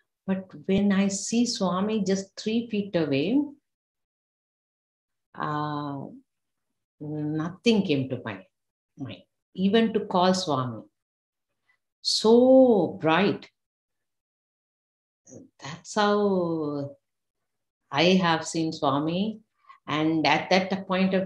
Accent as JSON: {"language": "English", "country": "Sri Lanka", "tie": "born or raised there", "moved": "yes", "said": "we have a government exam in back home in Sri Lanka. I'm from Sri Lanka."}